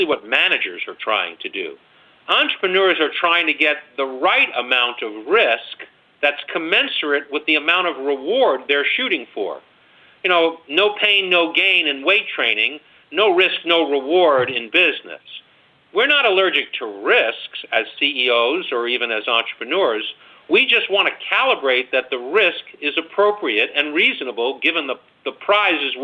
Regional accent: New York area, United States; I was born and raised in the New York area

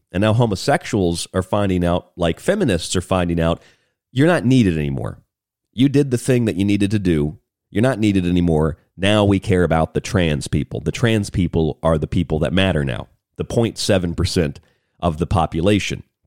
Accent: Florida, United States; now in Arizona, United States; I grew up in Florida

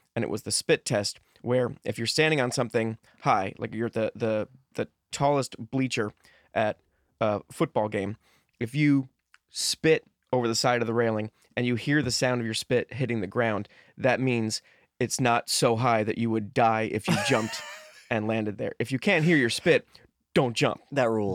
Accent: New Jersey, United States; moved away; also born or lived in Los Angeles; I grew up in Jersey

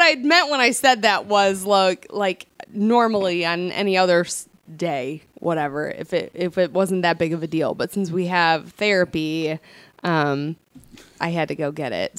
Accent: Toledo, Ohio, United States; moved away; I'm from Toledo

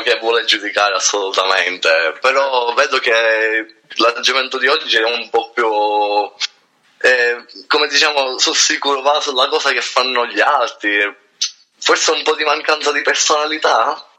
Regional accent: Corleone, Sicily, Italy; tranne io che sono da Corleone

